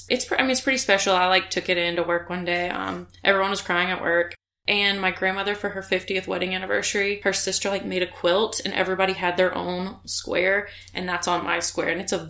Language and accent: English; Pensacola, Florida, United States; born there; Just I was born in Pensacola, Florida.